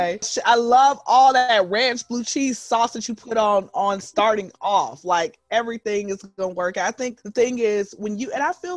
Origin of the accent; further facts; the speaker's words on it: Atlanta, Georgia, United States; born and raised in Atlanta, been here since I was zero